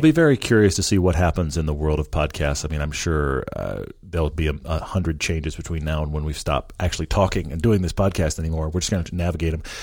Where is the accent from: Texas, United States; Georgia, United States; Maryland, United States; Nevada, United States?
Texas, United States; also born or lived in Southern California; now in Park City, United States; I grew up in Texas